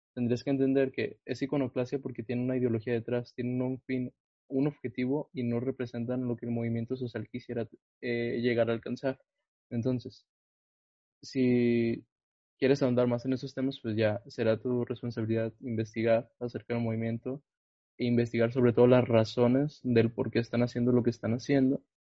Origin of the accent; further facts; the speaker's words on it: Mexico; vivimos en un país como México